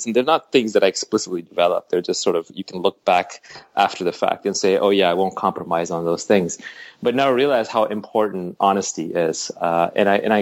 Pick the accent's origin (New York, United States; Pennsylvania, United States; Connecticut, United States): New York, United States; also born or lived in Delhi, India; here we landed in, Queens, New York. We grew up in Queens Village and Jamaica, Kew Gardens. We moved around a lot